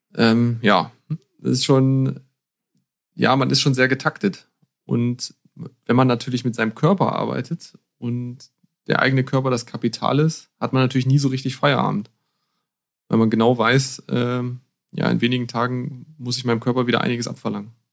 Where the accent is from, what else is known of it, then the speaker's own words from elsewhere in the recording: Harz, Lower Saxony, Germany; now in Bavaria, Germany; ich bin im Harz aufgewachsen